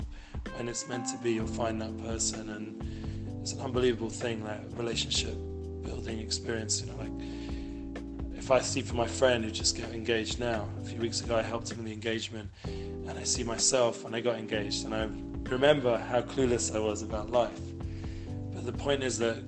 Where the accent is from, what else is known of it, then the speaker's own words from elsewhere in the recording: Edgware, London, United Kingdom; moved away as an adult; now in Jerusalem, Israel; growing up in Edgware, you know, I wouldn't have imagined that I'd have had the merit to live the last 20 years in the Holy Land, and most of that time in Yerushalayim